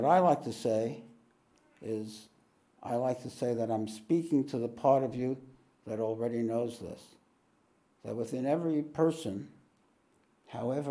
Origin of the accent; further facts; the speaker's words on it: New York, United States; moved away; I'm from New York